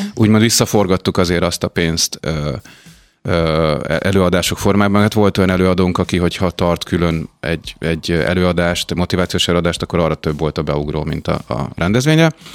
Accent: Mórahalom, Csongrád-Csanád, Hungary; moved away; Csongrád megye Mórahalomról származom

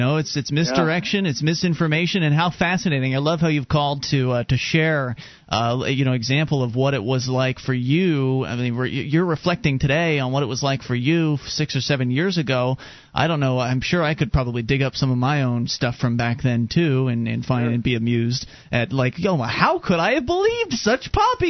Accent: Pennsylvania, United States; And I'm from Pennsylvania.

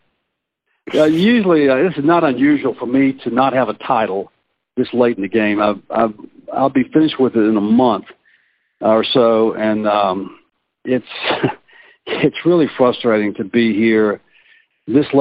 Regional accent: Mississippi, United States; now in Virginia, United States; my home state of Mississippi

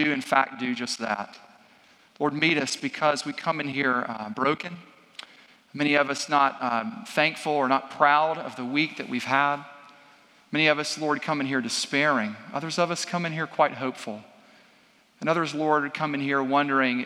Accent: Franklin, United States; I'm from Franklin.

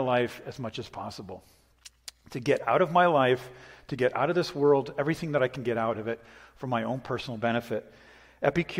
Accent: New England, United States; moved away; I grew up in New England. It's very Stoic up there

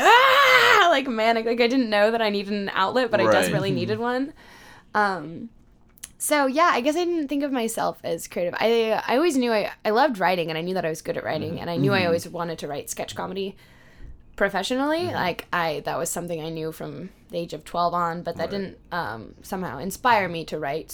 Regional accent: Lake Tapps, Washington, United States; also born or lived in Auburn, Washington; I'm from Lake Taps, Washington, which is just a little over 2 hours south of here, and is a weird, freakish place

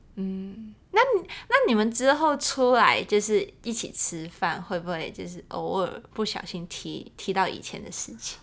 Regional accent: Hong Kong; 我们是两个从，就是来自香港的女生

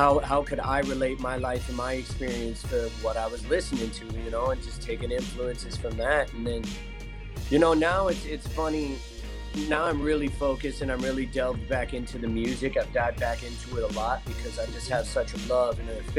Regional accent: Estes Park, Colorado, United States; I'm originally from Estes Park, Colorado, so I grew up like in the middle of nowhere, Midwest

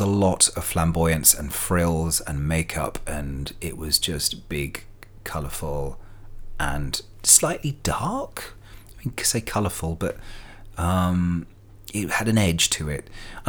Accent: London, United Kingdom; all this stuff was happening in London, and I was from London, for want of better Heathrow airports

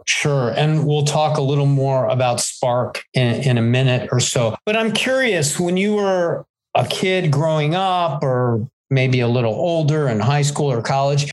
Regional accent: Cleveland, Ohio, United States; I grew up in Cleveland

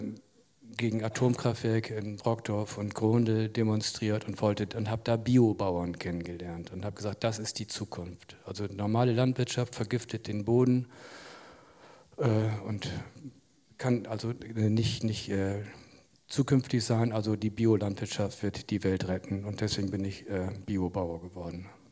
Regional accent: Jadebusen, Lower Saxony, Germany; sogar auf dem Hof, auf dem ich jetzt lebe, bin ich auch geboren, in dem Schlafzimmer, in dem ich immer noch wohne.

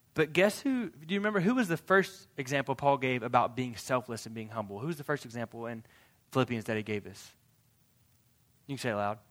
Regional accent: United States; as American Christians

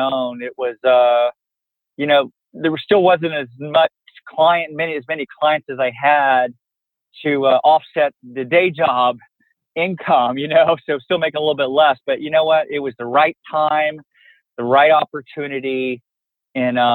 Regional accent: Fort Worth, Texas, United States; grew up in Fort Worth

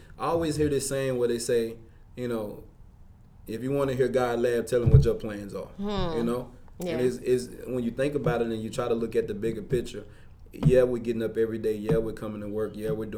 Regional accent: Mississippi, United States; moved away; when we go back to Mississippi. I'm from Mississippi.

